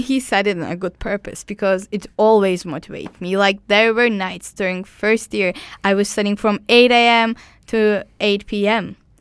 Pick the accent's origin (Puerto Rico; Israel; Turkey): Turkey; English is a second language; moved away as an adult; I come from Turkey